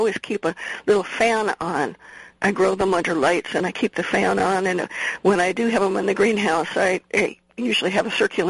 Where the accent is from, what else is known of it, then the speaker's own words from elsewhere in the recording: Midwest, United States; moved away; But I grew up in the Midwest